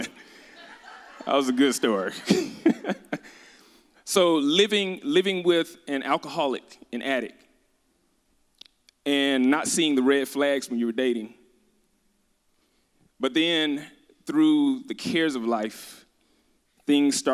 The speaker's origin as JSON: {"language": "English", "town": "Birmingham", "region": "Alabama", "country": "United States", "tie": "born or raised there", "said": "I'm from Birmingham, Alabama"}